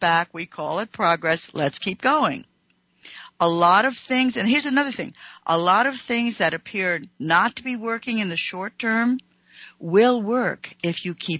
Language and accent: English; United States; I'm an American